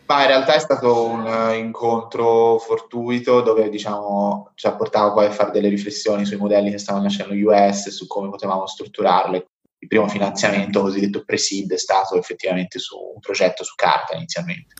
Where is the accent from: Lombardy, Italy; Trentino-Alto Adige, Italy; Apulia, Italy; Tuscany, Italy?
Tuscany, Italy; Montespertoli; moved away; also born or lived in Hong Kong; io vengo da un piccolo paesino in Toscana